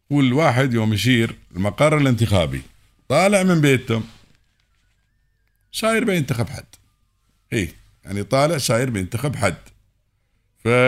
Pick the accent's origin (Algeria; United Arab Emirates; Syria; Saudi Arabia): United Arab Emirates